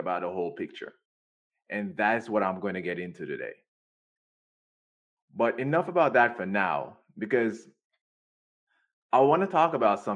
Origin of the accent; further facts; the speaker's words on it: Jamaica; now in United States; when I was growing up in Jamaica